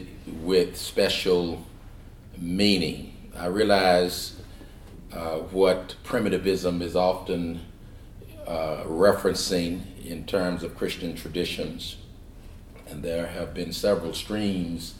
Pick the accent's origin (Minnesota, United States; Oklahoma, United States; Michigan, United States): Oklahoma, United States; Shawnee; moved away; also born or lived in California; I'm from Oklahoma, a little place 38 miles southeast of Oklahoma City called Shawnee, raised in a small church there